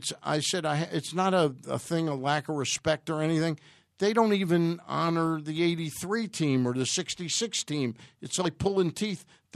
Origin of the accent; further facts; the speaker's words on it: Washington, District of Columbia, United States; I was born in Washington.